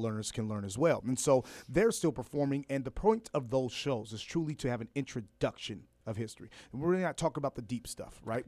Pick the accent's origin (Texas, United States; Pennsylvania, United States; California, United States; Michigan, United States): California, United States; Los Angeles; also born or lived in Fresno; I grew up in, uh, Los Angeles, born in Fresno.